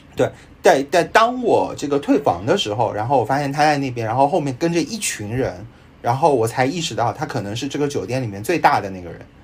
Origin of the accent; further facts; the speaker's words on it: Shanghai, China; 我也是上海人